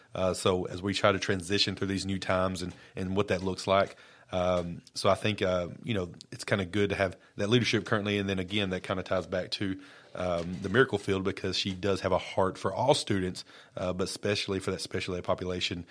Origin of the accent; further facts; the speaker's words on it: Lawrence County, Tennessee, United States; moved away as an adult; also born or lived in Brooklyn, New York / Maury County, Tennessee; I've been born and raised in Lawrence County